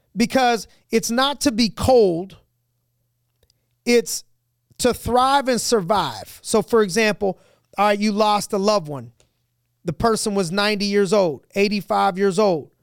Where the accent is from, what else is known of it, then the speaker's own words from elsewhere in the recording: United States; We're an American.